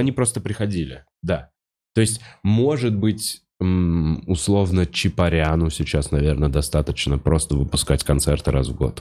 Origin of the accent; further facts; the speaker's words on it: Russia; also born or lived in Moscow; я русский